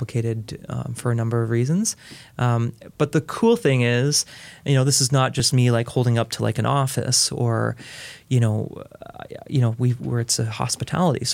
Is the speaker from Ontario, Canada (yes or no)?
yes; Fergus, Ontario, Canada; moved away as an adult; now in Belleville, Canada; I grew up in the Fergus Allura area